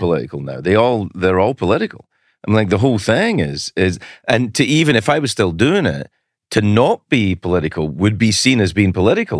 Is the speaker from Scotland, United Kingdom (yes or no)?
yes; Glasgow, Scotland, United Kingdom; 'cause I'm from Glasgow